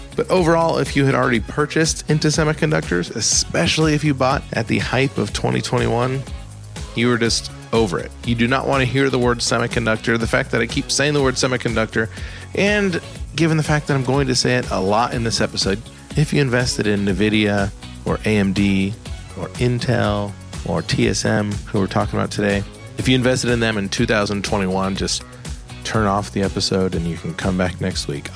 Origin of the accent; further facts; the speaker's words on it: Columbus, Ohio, United States; my hometown of Columbus, Ohio.